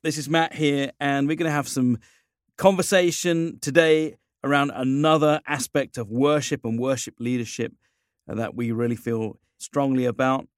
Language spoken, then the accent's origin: English; England, United Kingdom; moved away as an adult; now in United States; living here as an Englishman